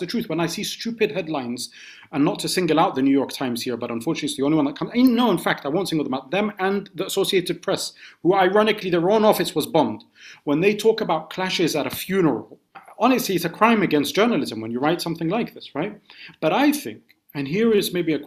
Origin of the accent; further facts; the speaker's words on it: London, United Kingdom; also born or lived in Scotland; as an Arab growing up in the UK, born in Scotland, I grew up in London